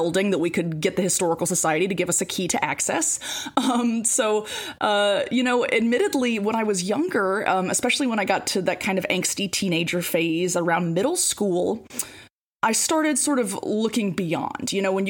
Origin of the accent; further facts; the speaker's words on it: St. Francisville, Louisiana, United States; born and raised in St. Francisville, Louisiana. And, you know, I grew up very much like raised by parents who loved St. Francisville.